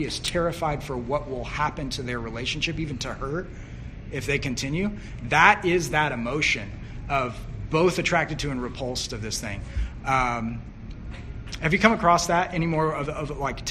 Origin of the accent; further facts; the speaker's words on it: Southern Illinois, United States; now in New York, United States; I grew up in Southern Illinois, like town of 8,000